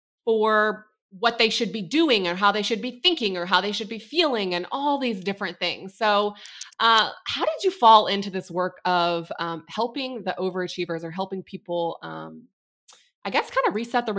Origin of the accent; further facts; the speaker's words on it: the South, United States; I'm a girl from the South.